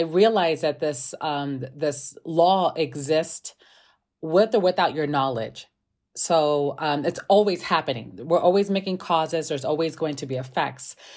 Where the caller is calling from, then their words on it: Chicago, Illinois, United States; I'm calling from Chicago, Illinois